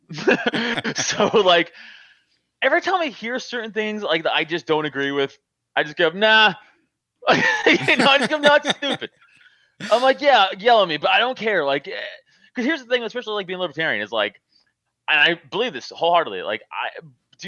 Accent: New York City, New York, United States; moved away as an adult; now in Pennsylvania, United States; I grew up in Staten Island, which is, like, Republican Central.

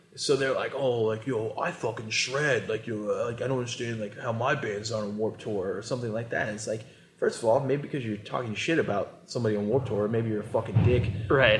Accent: Columbus, Ohio, United States; born or raised there

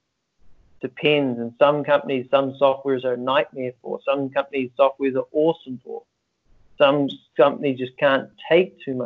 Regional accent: Auckland, New Zealand; I'm from New Zealand, Auckland, a little place at the end of the world.

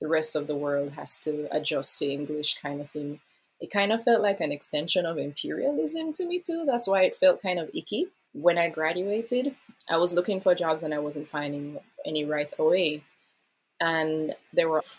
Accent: Kingston, St. Andrew, Jamaica; moved away as an adult; now in Tokyo, Japan; My hometown is Kingston, St. Andrew in Jamaica.

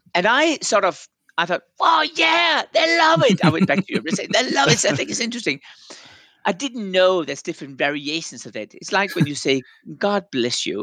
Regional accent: Denmark; moved away; I'm from Denmark originally

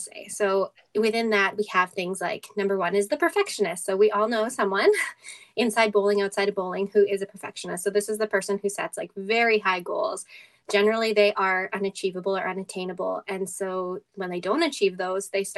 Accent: Edmonton, Alberta, Canada; my hometown crowd

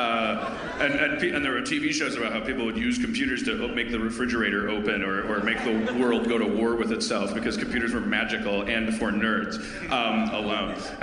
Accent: Milwaukee, Wisconsin, United States; moved away; my hometown of Milwaukee

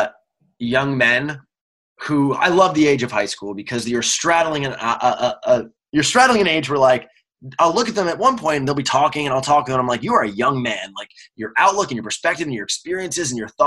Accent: New York, United States; I lived in New York

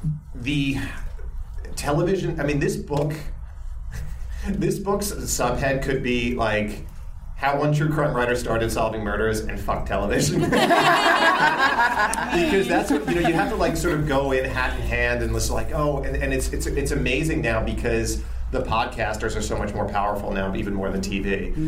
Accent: Westbury, New York, United States; I didn't grow up in, we grew up right outside of Queens in Westbury, New York.

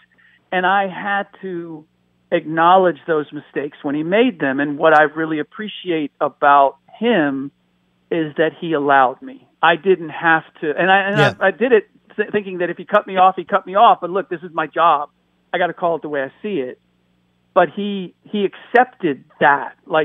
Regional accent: United States; first language German; English is a second language; I'm a first generation American.

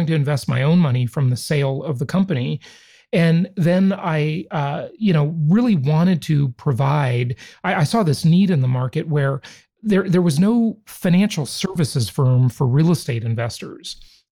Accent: Los Angeles, California, United States; also born or lived in Orange County, California; I grew up in Los Angeles, California

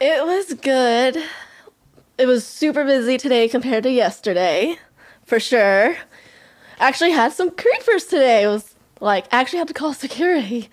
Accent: California, United States; moved away as an adult; also born or lived in Los Angeles, United States; now in Central Valley, United States; I grew up in Tahoe, so, and now I live in Central Valley

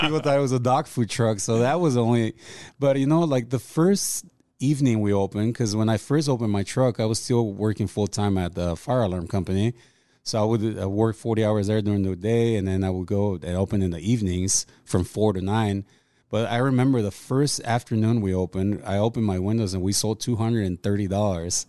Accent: Mexico; moved away; also born or lived in Los Angeles, California; ever since I was growing up in Mexico

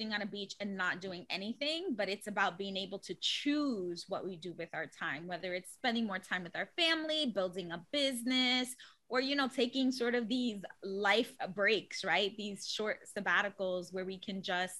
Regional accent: New York City, New York, United States; I'm born and raised in the Bronx

